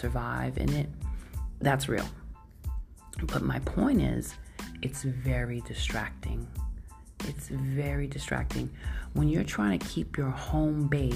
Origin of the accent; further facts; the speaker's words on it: New York, United States; I grew up in New York